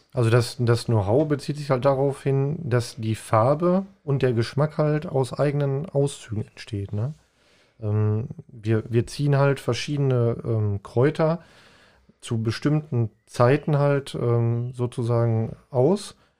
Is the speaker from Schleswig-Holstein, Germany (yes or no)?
no; Paderborn, North Rhine-Westphalia, Germany; moved away; ich komme aus Paderborn ursprünglich